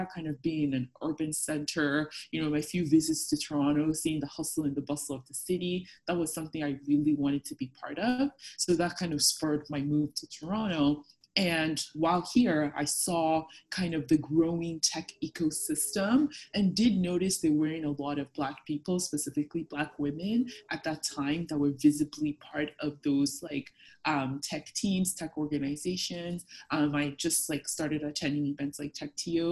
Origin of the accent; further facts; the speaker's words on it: Lagos, Nigeria; moved away as an adult; also born or lived in Fredericton, Canada; now in Canada; I grew up in Lagos